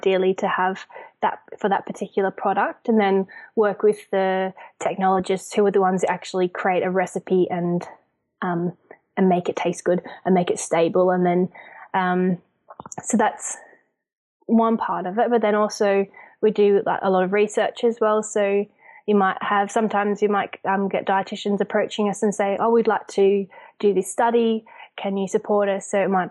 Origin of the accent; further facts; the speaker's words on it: Zambia; also born or lived in Australia; now in United Kingdom; I'm obviously Australian, but I grew up in Zambia and then I live in the UK.